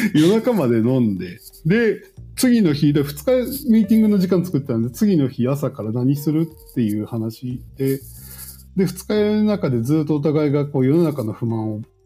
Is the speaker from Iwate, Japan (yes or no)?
no; Shimane, Japan; moved away; 私島根出身なんですけど